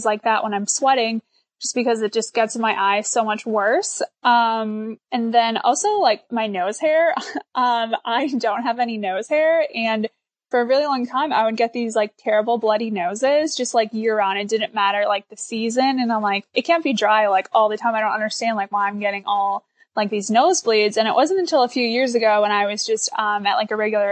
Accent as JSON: {"language": "English", "town": "Milwaukee", "region": "Wisconsin", "country": "United States", "tie": "born or raised there", "said": "I grew up right outside of Milwaukee, Wisconsin"}